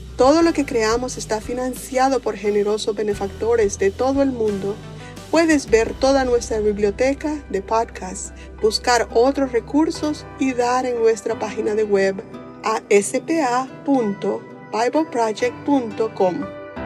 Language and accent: Spanish; El Salvador; soy del Salvador.